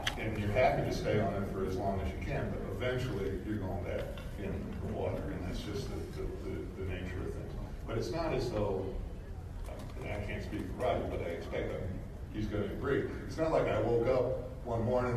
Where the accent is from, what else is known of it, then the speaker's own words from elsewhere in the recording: Boston, Massachusetts, United States; I am from Boston.